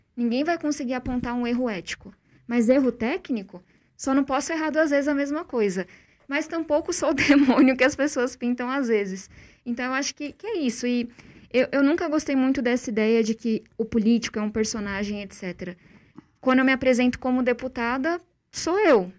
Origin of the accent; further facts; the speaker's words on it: São Paulo, Brazil; eu cresci em uma ocupação na periferia de São Paulo